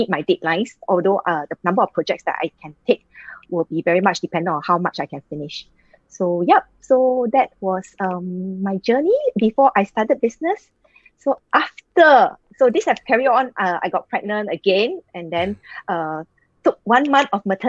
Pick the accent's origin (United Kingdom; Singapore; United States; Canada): Singapore; I am from Singapore.